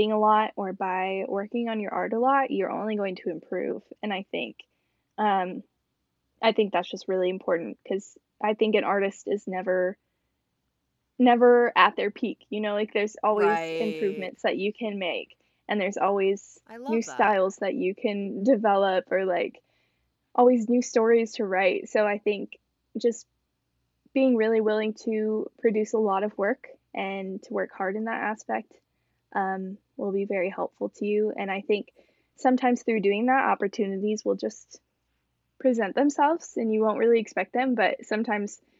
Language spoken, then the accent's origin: English; Rockford, Illinois, United States; still living at home in my hometown